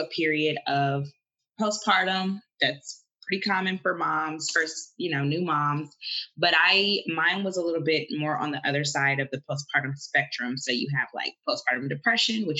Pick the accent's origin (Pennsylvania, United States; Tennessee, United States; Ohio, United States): Ohio, United States; I am from Ohio.